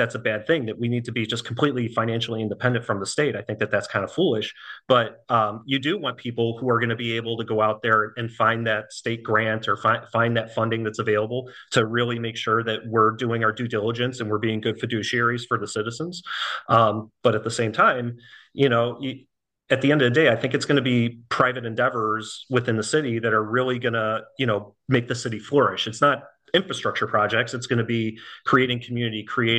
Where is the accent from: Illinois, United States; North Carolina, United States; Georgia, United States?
Illinois, United States; Buffalo Grove; moved away as an adult; now in Florida, United States; I'm born and raised in the Chicago area. I'm from Buffalo Grove